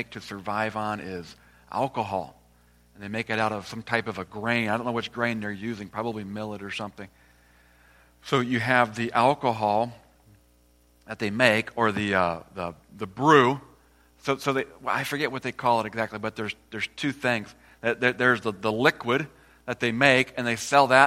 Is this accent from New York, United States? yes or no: no; Iowa, United States; moved away as an adult; also born or lived in Uganda; I'm from Iowa originally, small town in Iowa